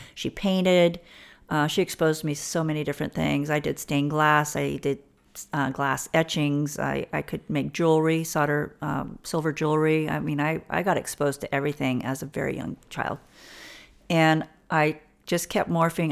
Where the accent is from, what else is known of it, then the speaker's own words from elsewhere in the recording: Alamosa, Colorado, United States; born and raised in Southern Colorado in a little, um, high mountain valley town, Alamosa, Colorado